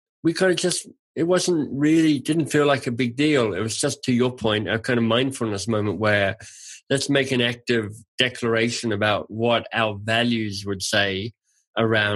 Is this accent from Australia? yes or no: yes; Australia; I'm Australian and I grew up on lamb chops